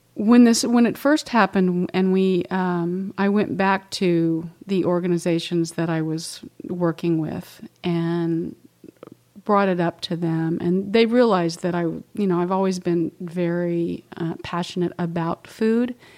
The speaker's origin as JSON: {"language": "English", "region": "Oklahoma", "country": "United States", "tie": "born or raised there", "moved": "yes", "said": "I grew up in Oklahoma and was, we raised cows and pigs and had our own milk"}